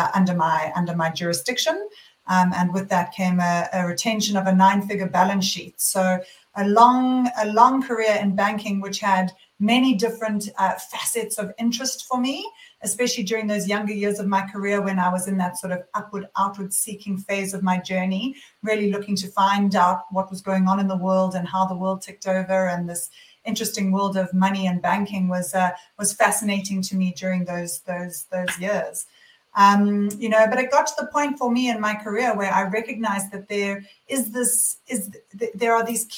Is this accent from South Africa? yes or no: yes; South Africa; moved away as an adult; also born or lived in London, United Kingdom / Sydney, Australia; now in Byron Bay, Australia; I am actually born and bred in South Africa. And I left South Africa when I finished university when I was 21 years old.